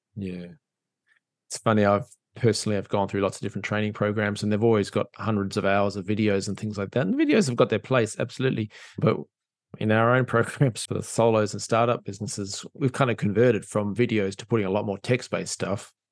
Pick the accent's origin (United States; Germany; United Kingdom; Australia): Australia; as an Australian